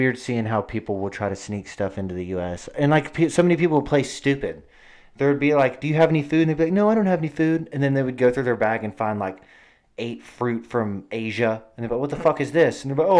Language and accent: English; Arkansas, United States; I'm just from Arkansas, and I just love Arkansas